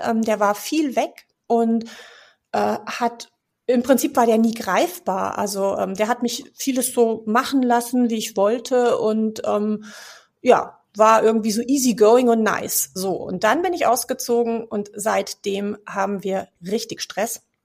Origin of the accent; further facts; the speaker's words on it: Munich, Bavaria, Germany; moved away as an adult; now in Cologne, Germany; ich bin gebürtig aus München, lebe aber seit 15 Jahren tatsächlich in Köln.